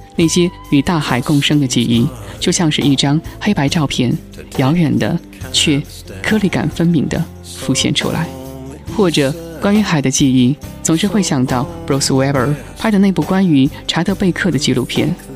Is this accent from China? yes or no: yes; inland China, China; 我自己是在内地长大的人